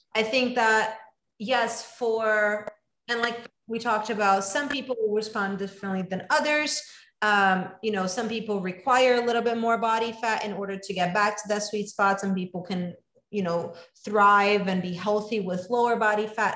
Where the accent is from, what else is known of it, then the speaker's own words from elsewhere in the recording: New York, United States; also born or lived in Los Angeles; a New Yorker, as a avid New Yorker. I lived here for 13 years before I moved to California